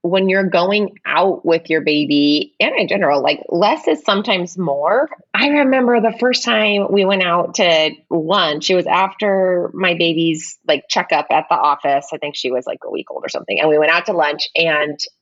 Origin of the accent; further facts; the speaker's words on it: Bay Area, California, United States; I'm from the Bay Area as well